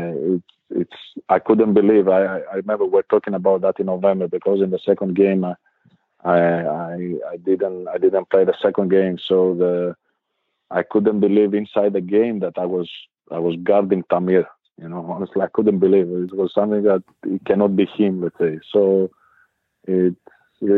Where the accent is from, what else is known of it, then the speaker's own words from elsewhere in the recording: Thessaloniki, Central Macedonia, Greece; English is a second language; moved away as an adult; now in Bamberg, Germany; from my hometown, from Thessaloniki